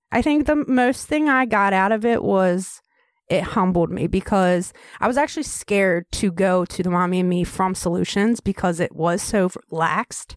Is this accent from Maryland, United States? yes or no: yes; Baltimore, Maryland, United States; moved away as an adult; also born or lived in Tennessee / Cecil County, Maryland; that's my hometown